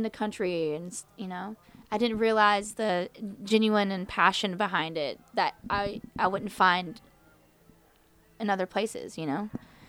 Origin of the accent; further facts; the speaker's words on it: West Virginia, United States; also born or lived in Charleston; Growing up in West Virginia is pretty sheltering. And you're kind of cradled in all these rolling hills, and I lived in Charleston a lot, in a lot of places in West Virginia.